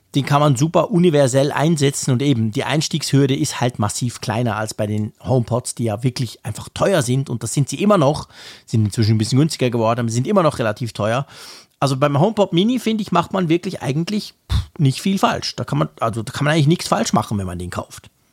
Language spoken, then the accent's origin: German; Switzerland; als Schweizer